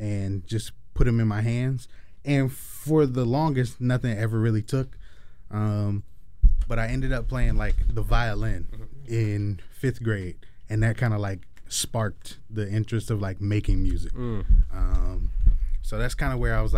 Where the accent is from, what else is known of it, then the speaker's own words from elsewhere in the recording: Lake Wales, Florida, United States; moved away as an adult; also born or lived in Washington, D.C. / Maryland / Virginia / Tallahassee, Florida; now in Chicago, United States; I'm from Polk County, Florida